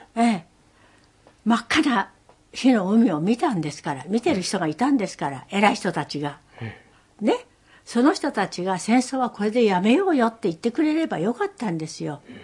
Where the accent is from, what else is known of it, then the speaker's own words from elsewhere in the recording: Tokyo, Japan; also born or lived in Numazu; 私の実家は本所っていうところにございまして